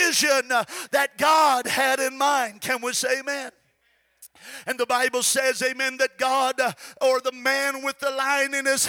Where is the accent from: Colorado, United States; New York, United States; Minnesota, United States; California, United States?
California, United States; Goshen; that little church in Goshen, California, which is where I'm from and where I got the Holy Ghost